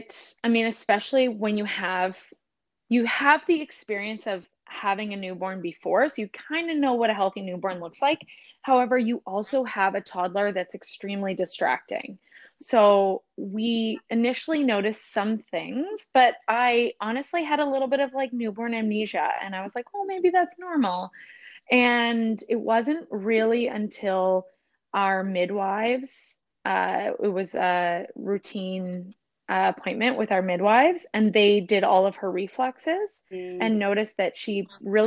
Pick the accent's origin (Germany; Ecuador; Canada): Canada; Ontario; now in British Columbia, Canada; We're originally from Ontario, but fell in love with the ocean and found ourselves to the West Coast.